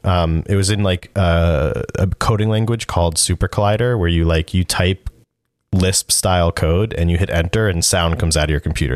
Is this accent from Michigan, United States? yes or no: no; New Jersey, United States; moved away as an adult; also born or lived in West Haven, Connecticut / Boston; I was from New Jersey